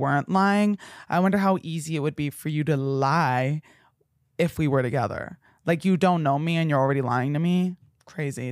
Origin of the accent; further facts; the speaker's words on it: New Jersey, United States; moved away; I told him I was from New Jersey